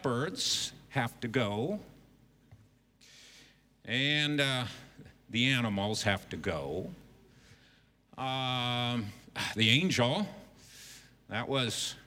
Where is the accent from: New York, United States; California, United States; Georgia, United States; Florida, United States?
California, United States; Southern; moved away as an adult; now in Beijing, China; We come from the United States and actually have spent most of our lives in Southern California